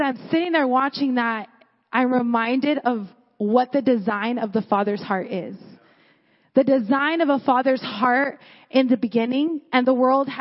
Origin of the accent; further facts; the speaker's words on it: Porterville, California, United States; I'm from Porterville